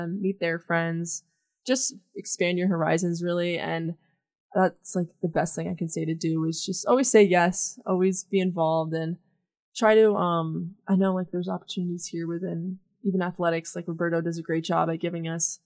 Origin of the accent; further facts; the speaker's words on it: Fairfield, Pennsylvania, United States; We do have a ski resort in my hometown